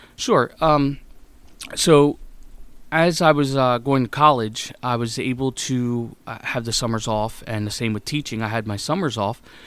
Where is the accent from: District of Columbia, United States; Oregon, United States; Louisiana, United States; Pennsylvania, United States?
Pennsylvania, United States; Mifflinburg; moved away as an adult; now in Elizabethtown, United States; I grew up in Mifflinburg, Pennsylvania, which is about an hour and a half north of here